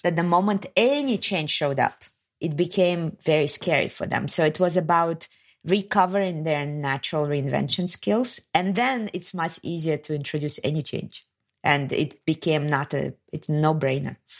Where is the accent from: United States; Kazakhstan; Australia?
Kazakhstan; moved away as an adult; also born or lived in Soviet Union; I'm from Kazakhstan